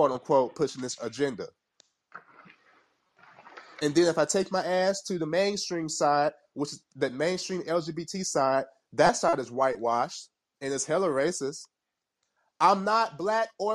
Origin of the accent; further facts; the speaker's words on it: Kingston, Jamaica; I'm from Kingston, Jamaica, the hood